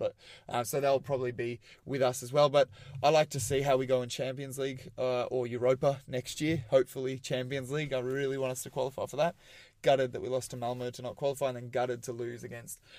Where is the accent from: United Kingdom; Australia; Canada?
Australia; Melbourne, Victoria; growing up in Australia, like, we've... Aussie rules is the big game